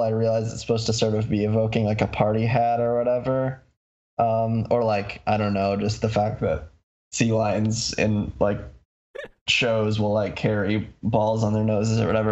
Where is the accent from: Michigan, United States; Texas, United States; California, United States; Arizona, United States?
Michigan, United States; I'm from Michigan.